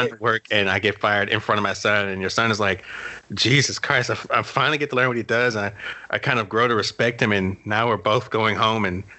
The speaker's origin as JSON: {"language": "English", "region": "New Jersey", "country": "United States", "said": "I'm from New Jersey."}